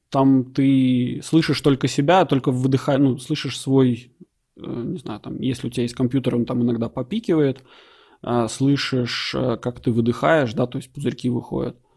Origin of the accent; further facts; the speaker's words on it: Latvia; moved away; оба мы из Латвии